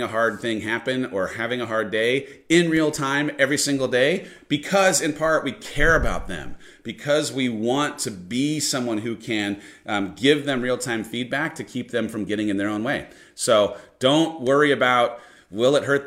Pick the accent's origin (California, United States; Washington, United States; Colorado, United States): California, United States; San Clemente; moved away; I grew up in San Clemente, which is about 60 minutes from where San Diego is